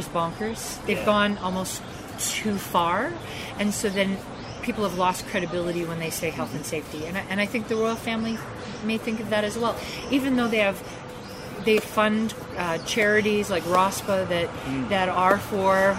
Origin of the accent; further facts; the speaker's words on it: Canada; being Canadian